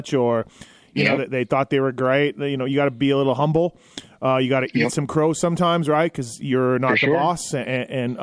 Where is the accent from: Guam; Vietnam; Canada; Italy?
Canada; I'm from Canada